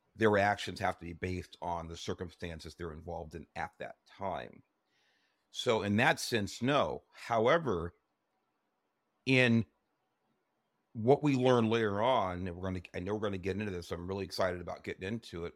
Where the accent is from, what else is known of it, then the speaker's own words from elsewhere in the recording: Los Angeles, California, United States; I grew up in Southeast Los Angeles